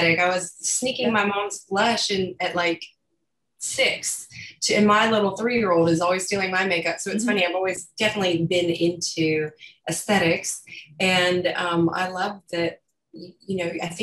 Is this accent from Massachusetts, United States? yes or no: no; South Carolina, United States; accent: Southern; now in New York, United States; I'm from South Carolina